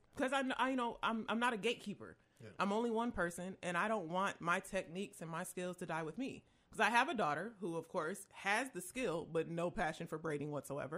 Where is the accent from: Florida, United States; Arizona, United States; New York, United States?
New York, United States; Rochester; I'm from Rochester, New York